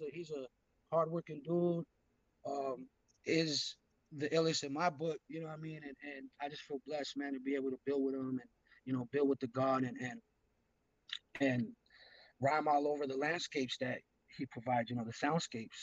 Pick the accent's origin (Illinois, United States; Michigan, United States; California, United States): California, United States; Los Angeles; I hail from the San Fernando Valley, Los Angeles hip hop.